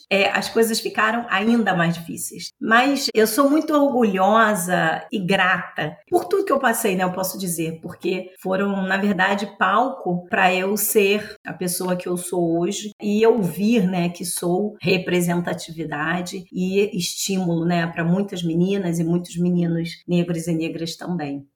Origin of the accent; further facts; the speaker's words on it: Rio de Janeiro, Brazil; Eu nasci em Irajá, é um bairro da periferia do município do Rio de Janeiro.